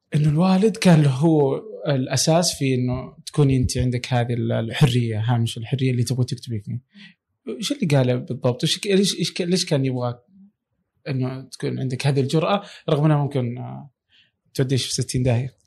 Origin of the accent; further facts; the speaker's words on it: Saudi Arabia; عندنا في السعوديه